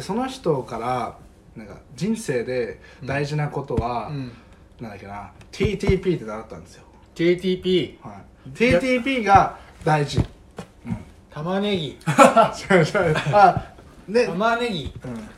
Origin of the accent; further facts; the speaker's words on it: Iwate, Japan; moved away; also born or lived in Fukushima; 僕は岩手出身